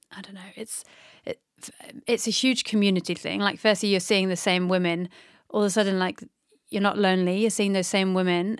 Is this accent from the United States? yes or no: no; North Devon, South West England, United Kingdom; I grew up in North De-, Devon by the sea